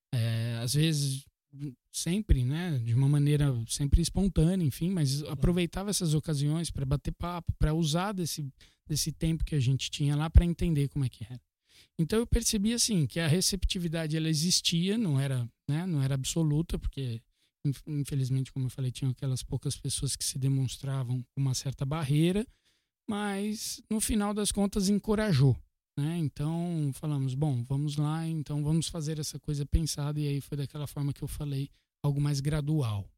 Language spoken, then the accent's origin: Portuguese; São Paulo, Brazil; Eu sou paulistano, nasci aqui, fui criado aqui